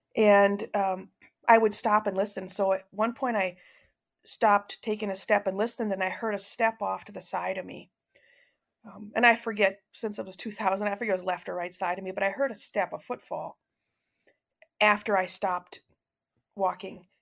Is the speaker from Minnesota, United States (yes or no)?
yes; suburb outside of St. Paul, Minnesota, United States; I was uh, born and raised in the Midwest in a suburb of a city um, outside of St. Paul, Minnesota